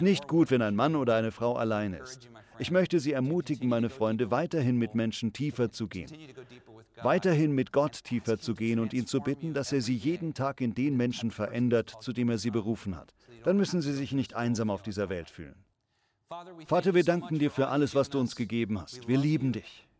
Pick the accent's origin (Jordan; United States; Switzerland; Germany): United States; für mich als Amerikaner